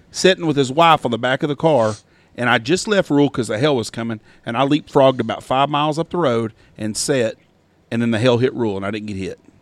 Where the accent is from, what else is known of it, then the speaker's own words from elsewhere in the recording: Wichita Falls, Texas, United States; I grew up in Wichita Falls and I was there on April 10th